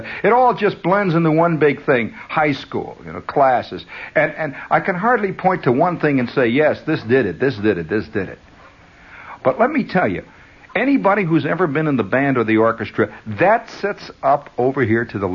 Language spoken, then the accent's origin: English; United States; I am an American